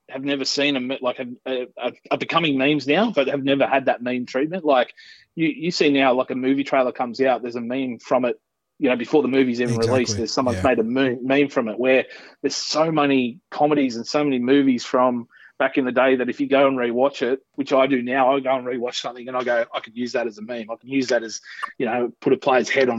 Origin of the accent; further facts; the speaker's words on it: Parkes, New South Wales, Australia; finally settled in when I started playing footy here in my hometown of Parks when I was 12